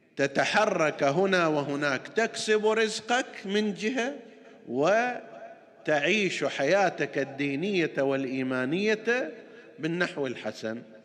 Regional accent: Qatif, Eastern Province, Saudi Arabia; عندنا في القطيف ومناطقها المختلفه

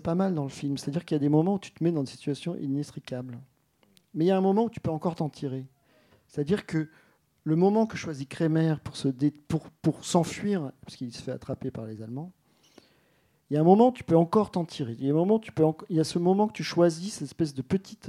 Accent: Alsace, Grand Est, France; moi, je suis alsacien, en fait. Euh, et vraiment complètement

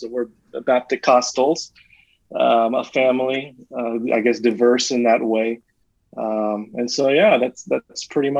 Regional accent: Arlington Heights, Illinois, United States; born there; now in Atlanta, United States; I live in Atlanta, Georgia. I was born in Arlington Heights, Chicago. In 1984, my parents and extended family moved down to Atlanta

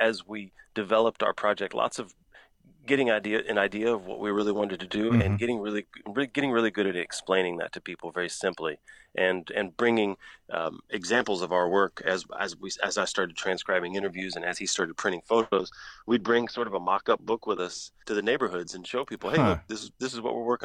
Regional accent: Galveston, Texas, United States; also born or lived in Houston, Texas; I lived there for 14 years. I'm from Galveston

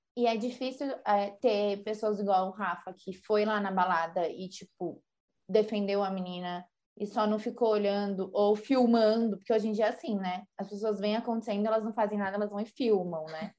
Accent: Brazil; a gente é brasileira

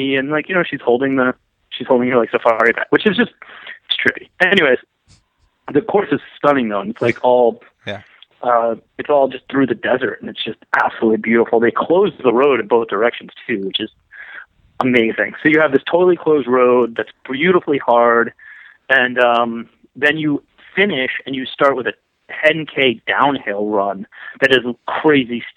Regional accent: New England, Connecticut, United States; I grew up in Connecticut, New England

